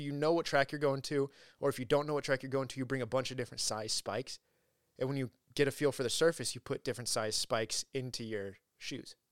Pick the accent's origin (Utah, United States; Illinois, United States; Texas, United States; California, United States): California, United States; Huntington Beach; moved away as an adult; also born or lived in Los Angeles; I moved from Huntington to L A for college